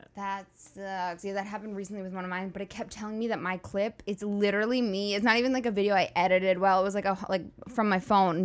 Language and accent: English; New York City, New York, United States; moved away as an adult; now in Los Angeles, United States; I went to NYU and I grew up in New York